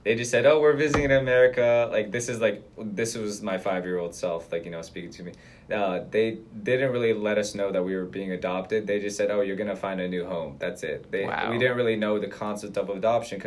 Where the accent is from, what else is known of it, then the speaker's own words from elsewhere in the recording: Atlanta, Georgia, United States; also born or lived in Karaganda, Kazakhstan; now in New York, United States; Atlanta, the place where I grew up in.